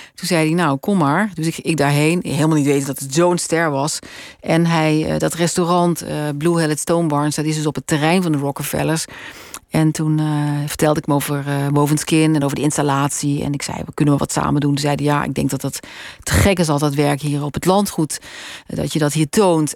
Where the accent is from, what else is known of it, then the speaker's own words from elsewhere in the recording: Roermond, Limburg, Netherlands; moved away as an adult; also born or lived in Utrecht / Amsterdam; now in Spannum, Netherlands; Roermond geboren, eh, echt middelbare school gewoond